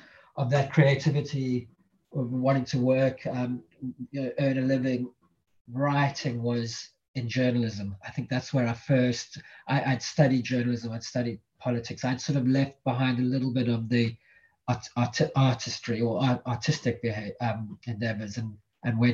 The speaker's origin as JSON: {"language": "English", "town": "Cape Town", "region": "Western Cape", "country": "South Africa", "tie": "born or raised there", "moved": "as an adult", "said": "So I'm originally from South Africa. I was born in Cape Town. I grew up there, spent the first 18 years"}